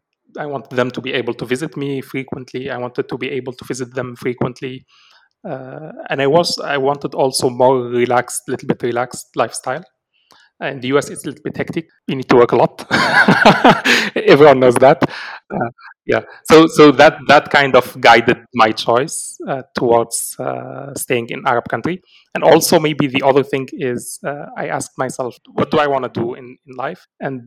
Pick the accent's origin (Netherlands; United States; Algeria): Algeria; Algeria is definitely my home country.